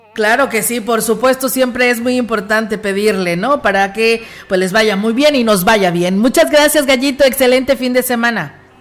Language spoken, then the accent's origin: Spanish; San Luis Potosí, Mexico; somos parte de San Luis Potosí